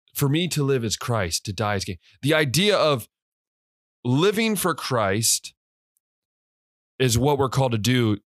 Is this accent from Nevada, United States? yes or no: no; West Liberty, Ohio, United States; moved away as an adult; also born or lived in Hungary; I'm from West Liberty, Ohio. I'm from a small town in Ohio